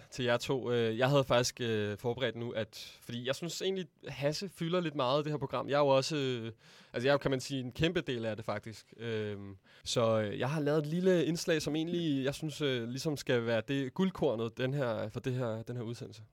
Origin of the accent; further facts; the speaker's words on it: Denmark; os danskere